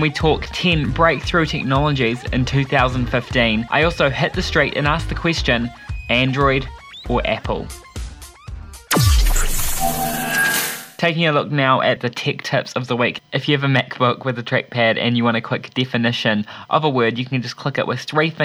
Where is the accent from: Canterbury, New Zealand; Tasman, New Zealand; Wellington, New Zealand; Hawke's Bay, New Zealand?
Wellington, New Zealand; I'm from Wellington